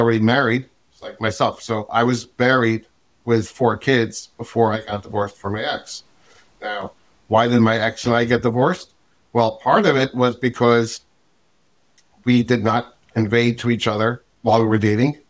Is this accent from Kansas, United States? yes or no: no; New York City, New York, United States; I am originally from Brooklyn. Grew up in a regular modern Orthodox-ish family.